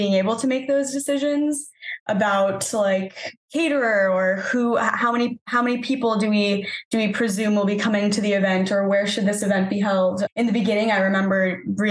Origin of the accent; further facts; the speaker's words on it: New England, United States; also born or lived in Los Angeles; now in Boston, United States; I'm from the New England area originally